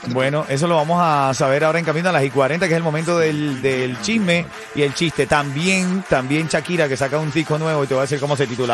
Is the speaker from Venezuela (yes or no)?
yes; Venezuela; como venezolano